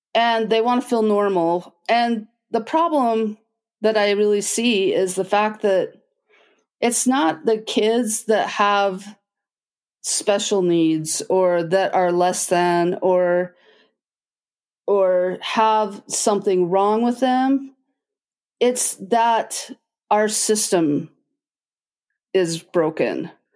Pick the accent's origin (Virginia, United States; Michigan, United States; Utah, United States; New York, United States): Utah, United States; Logan; I grew up in Logan, Utah